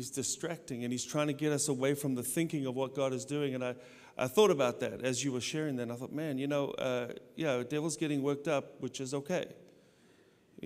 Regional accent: South Africa; moved away; I grew up in South Africa, I got saved, radically saved in South Africa

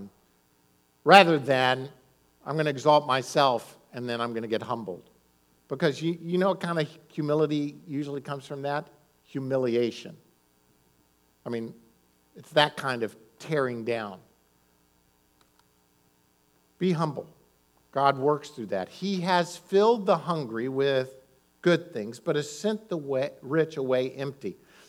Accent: Florida, United States; also born or lived in Maryland; I was in Florida and going to elementary school in Florida. We moved around. My dad was a pastor. We moved from Florida to Maryland, Florida. But in elementary school, I was in Florida.

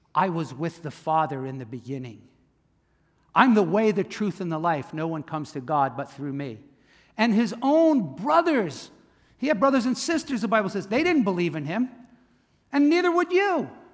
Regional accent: Camden, New Jersey, United States; I was born in Camden, Cooper Hospital

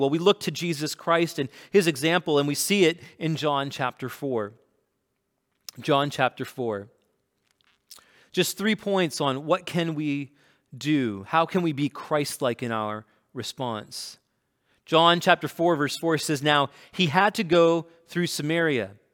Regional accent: Canada; I'm Canadian, and I'm East Indian

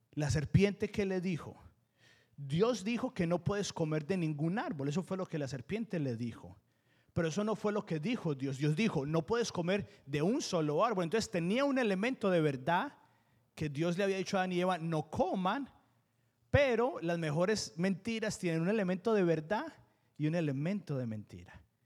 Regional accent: Colombia; now in United States; yo fui criado, no fui criado en Estados Unidos, fui criado en Colombia

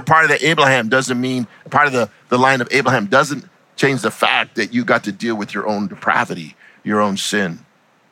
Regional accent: United States; I'm an American who happens to be Hispanic

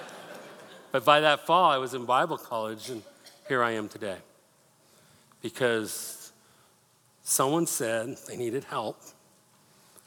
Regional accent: Denver, Colorado, United States; I grew up in Denver

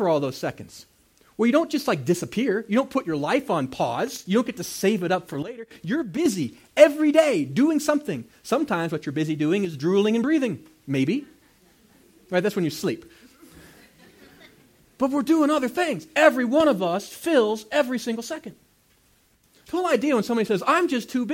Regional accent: United States; I'm an American

